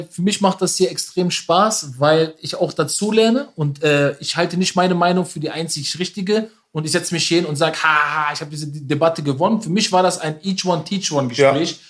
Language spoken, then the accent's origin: German; Berlin, Germany; Aber eine Million als Berliner von der Love Parade, diese, das war ja diese Stelle, wo die Love Parade früher war.